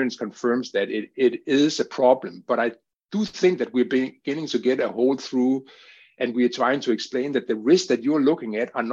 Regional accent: Denmark; Denmark, my home country

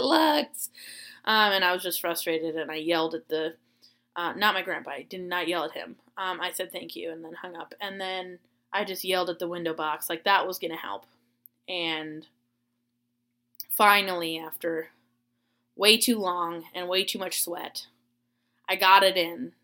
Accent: Florida, United States; moved away; I grew up in Florida

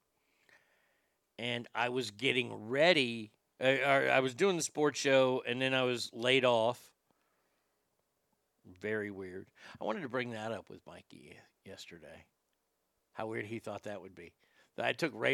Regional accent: Texas, United States; I'm a Texan

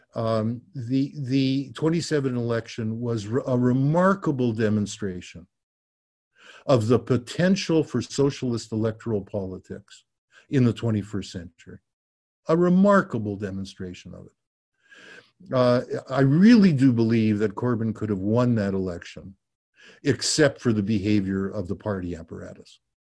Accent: Canada; as a Canadian

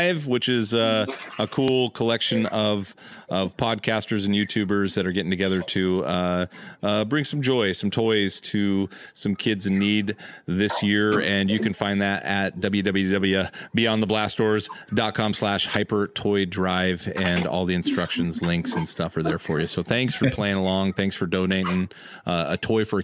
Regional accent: California, United States; I grew up in California.

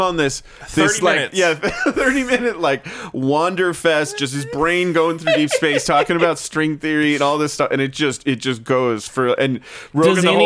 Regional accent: Southern California, United States; I'm from Southern California

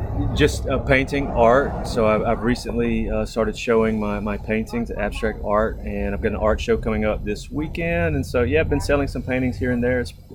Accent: Jena, Louisiana, United States; also born or lived in Alexandria, Louisiana / Bossier City, Louisiana; I was born in Alexandria, Louisiana, raised in Gina, Louisiana, on the river in the bayous in LaSalle Parish.

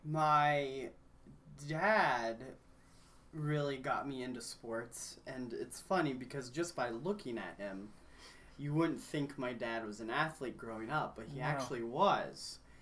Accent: Kenya; also born or lived in Cincinnati, United States / Grayson, United States; now in United States; Well, I grew up in Kenya and was not born there. Was actually born in the good old state of Ohio.

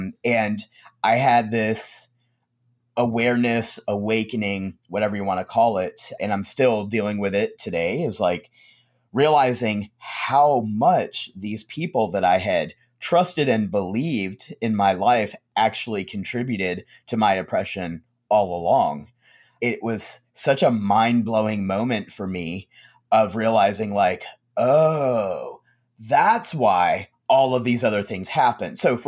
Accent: the South, United States; especially like I live in the South. And so, you know, growing up in the South on and off, I would see that it's a very strange thing

